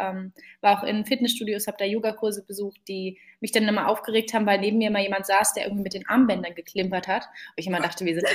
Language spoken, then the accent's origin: German; Berlin, Germany; born there; Gebürtige Berlinerin und bin Gründerin von Fementor